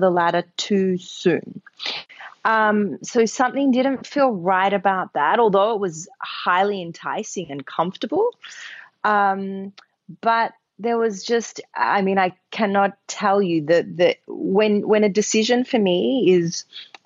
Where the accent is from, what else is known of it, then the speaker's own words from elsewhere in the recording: Australia; moved away as an adult; now in New York, United States; I'm an Australian, but I live in New York, and I've lived here for 10 years.